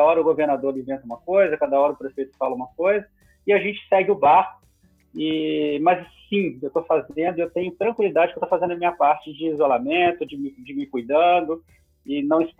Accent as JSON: {"language": "Portuguese", "region": "Minas Gerais", "country": "Brazil", "said": "Eu sou mineiro"}